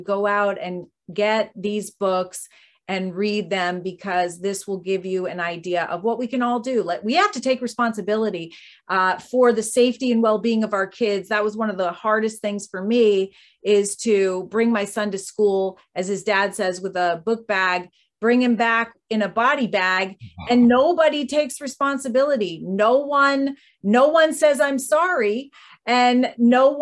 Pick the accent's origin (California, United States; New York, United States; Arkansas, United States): Arkansas, United States; you're from Arkansas and I am too